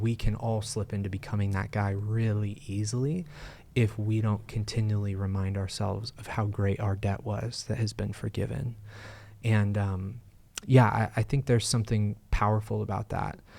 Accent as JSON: {"language": "English", "country": "United States", "said": "as American Christians"}